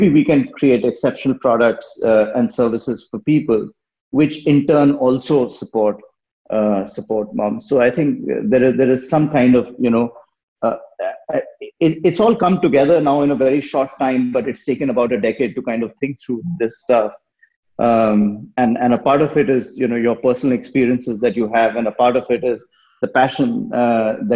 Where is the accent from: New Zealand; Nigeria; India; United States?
India; moved away; I grew up in India and I've worked everywhere and lived in many parts of the world.